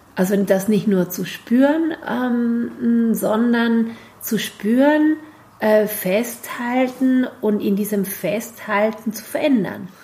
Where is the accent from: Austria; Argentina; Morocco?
Argentina; German is a second language; moved away as an adult; now in Germany; bei uns in Argentinien, in Lateinamerika